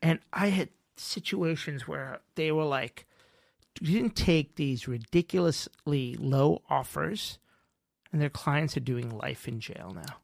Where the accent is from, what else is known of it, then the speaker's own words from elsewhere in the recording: Mumbai, Maharashtra, India; moved away; also born or lived in New York; I was born in Bombay